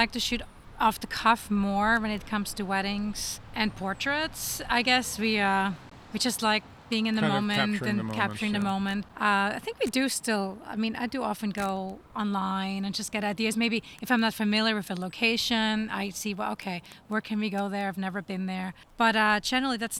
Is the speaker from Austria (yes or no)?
yes; Austria; moved away as an adult; now in United States; I was born in Austria, and I came here as an au pair